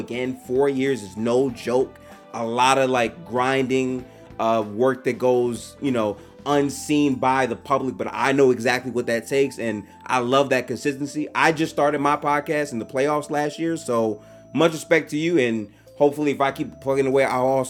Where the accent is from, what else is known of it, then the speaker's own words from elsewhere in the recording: Detroit, Michigan, United States; For me personally, I'm from Detroit